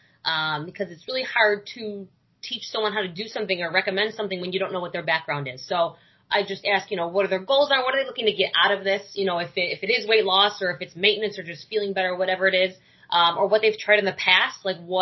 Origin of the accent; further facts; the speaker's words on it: New York, United States; moved away as an adult; now in Florida, United States; I moved down here because I'm from New York.